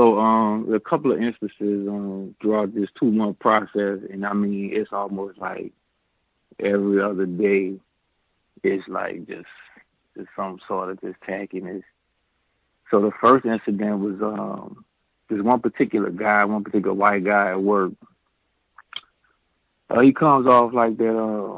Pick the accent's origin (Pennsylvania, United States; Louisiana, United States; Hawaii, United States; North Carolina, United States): Louisiana, United States; New Orleans; moved away as an adult; I'm from New Orleans